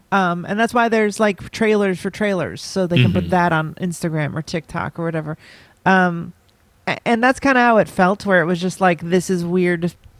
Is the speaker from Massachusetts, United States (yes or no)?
yes; Boston, Massachusetts, United States; I'm from Boston.